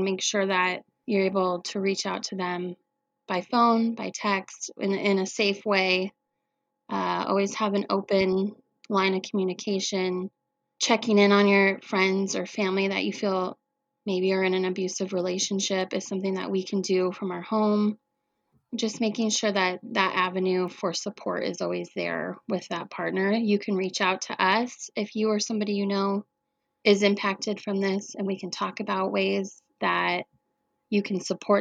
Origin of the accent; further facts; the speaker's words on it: Coeur d'Alene, Idaho, United States; I'm from Coeur d'Alene, and this community has always been amazing